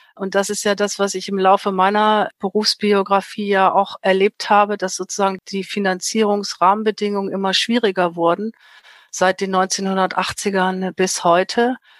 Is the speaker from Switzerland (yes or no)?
no; Germany; bei uns in Deutschland